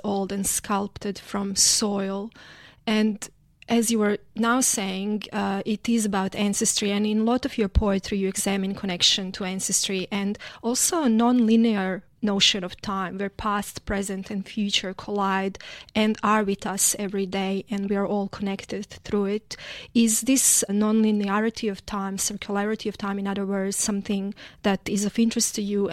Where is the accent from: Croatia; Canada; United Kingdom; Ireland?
Croatia; English is a second language; moved away as an adult; now in Australia; being from Croatia originally and then migrating to Australia in my 20s